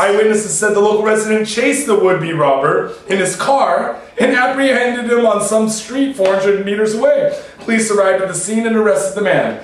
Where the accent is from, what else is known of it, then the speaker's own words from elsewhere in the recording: Seattle, Washington, United States; now in Japan; we're from Seattle